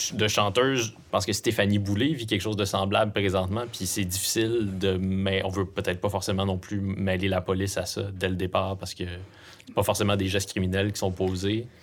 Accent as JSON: {"language": "French", "area": "Abitibi-Témiscamingue", "region": "Quebec", "country": "Canada", "said": "on vient de la BTB"}